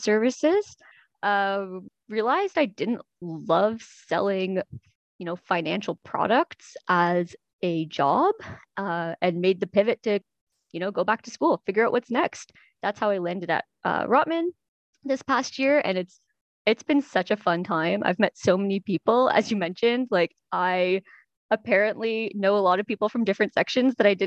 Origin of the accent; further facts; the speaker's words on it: Toronto, Ontario, Canada; also born or lived in Montreal / Kingston; I was born in Montreal, but raised in Toronto.